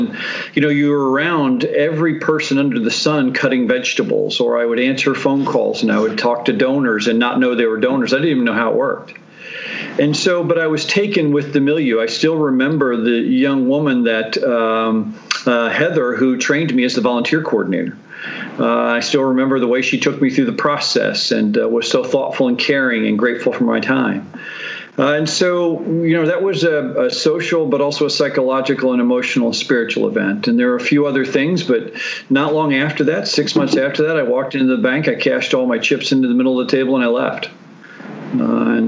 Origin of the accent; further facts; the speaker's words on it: New York City, New York, United States; moved away; I grew up in New York, you know, the New York City area